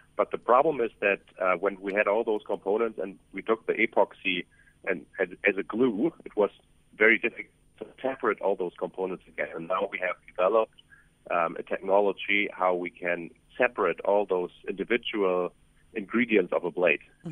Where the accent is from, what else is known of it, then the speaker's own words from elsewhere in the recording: Germany; moved away as an adult; now in South Africa; I'm, I'm German, but I have been traveling around the world and opening up um, offices uh, for our company in the last decade.